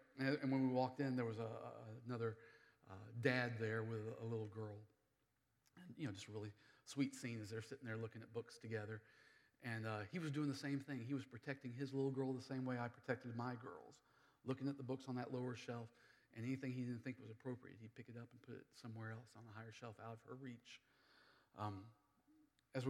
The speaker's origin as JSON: {"language": "English", "country": "United States", "moved": "yes", "said": "I live here in the city. I'm an American. I speak English really good."}